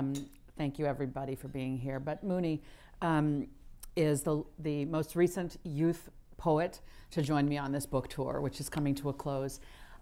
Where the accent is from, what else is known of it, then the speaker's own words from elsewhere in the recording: Wisconsin, United States; also born or lived in Lagos, Nigeria / New York / Washington, D.C.; mostly Wisconsin.